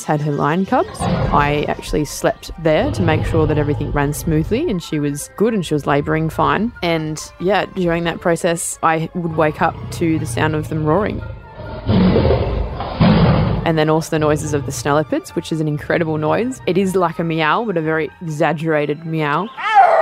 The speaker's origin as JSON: {"language": "English", "town": "Port Macquarie", "region": "New South Wales", "country": "Australia", "tie": "born or raised there", "also_born_or_lived": "Nowra, New South Wales", "said": "I'm originally from Nowra on the south coast, and we moved to Port Macquarie when I was 7, and that's when we started living in a zoo"}